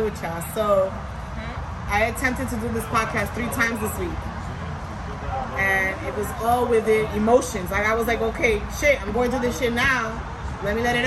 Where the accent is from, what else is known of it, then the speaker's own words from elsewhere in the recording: New York, United States; now in Florida, United States; I'm from New York